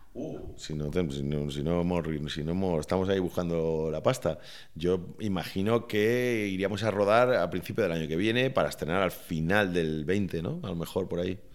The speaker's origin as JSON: {"language": "Spanish", "region": "Valencian Community", "country": "Spain", "said": "ese carácter festivo de, los valencianos y, mío en particular"}